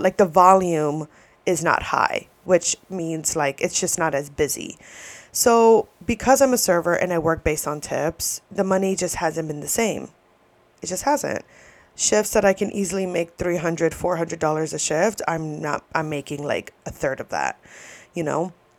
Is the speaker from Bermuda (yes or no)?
no; New York, United States; moved away; also born or lived in Florida; I'm from New York, and my parents met in New York